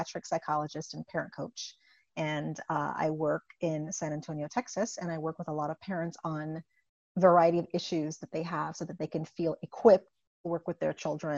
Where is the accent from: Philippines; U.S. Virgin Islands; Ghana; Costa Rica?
U.S. Virgin Islands; St. Croix; moved away as an adult; also born or lived in Buffalo, New York / Indiana; I was born and raised in the Caribbean, in the U.S. Virgin Islands. And so I come from a very small 84 square mile island named St. Croix